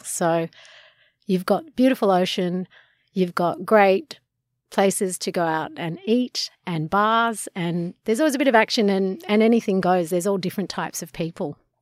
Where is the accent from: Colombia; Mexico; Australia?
Australia; Sydney, New South Wales; I grew up in Coogee